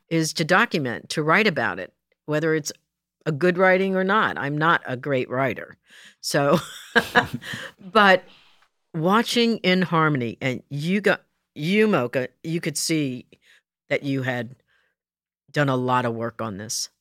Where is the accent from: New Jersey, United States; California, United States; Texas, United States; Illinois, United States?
New Jersey, United States; moved away; I was raised in Jersey